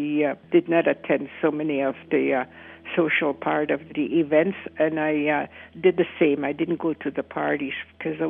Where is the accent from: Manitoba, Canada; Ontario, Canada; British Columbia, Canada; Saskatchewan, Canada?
Saskatchewan, Canada; Canoe Lake Cree First Nation; I'm from the Canoe Lake Cree First Nation in Saskatchewan.